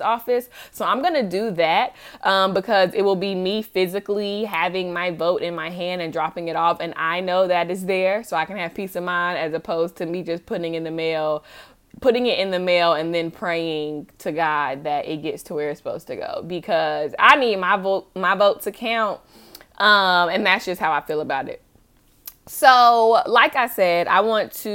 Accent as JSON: {"language": "English", "town": "Charlotte", "region": "North Carolina", "country": "United States", "said": "I'm from Charlotte, obviously, you know, from going to college there and everything"}